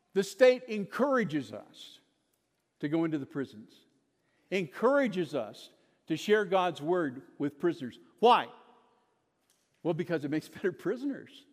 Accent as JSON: {"language": "English", "region": "Kansas", "country": "United States", "tie": "born or raised there", "also_born_or_lived": "Lubbock, Texas", "moved": "as an adult", "said": "I was born in Kansas, raised in Kansas"}